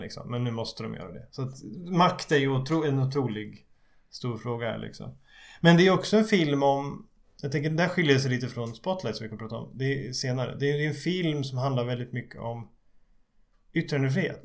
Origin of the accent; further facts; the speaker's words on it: Skutskär, Uppsala County, Sweden; jag såg på en liten Folkets bio hemma i Skutskär